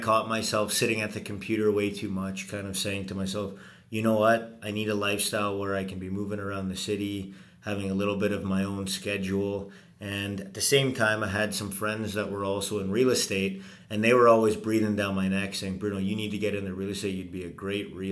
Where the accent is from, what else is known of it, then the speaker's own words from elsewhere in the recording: Venice, Veneto, Italy; now in Edmonton, Canada; I was born in Venice.